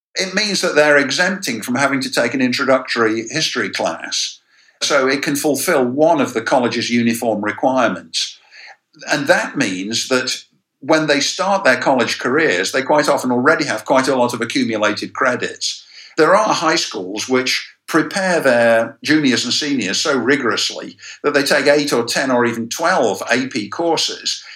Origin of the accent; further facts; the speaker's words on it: England, United Kingdom; now in United States; my educational experience as a kid growing up in England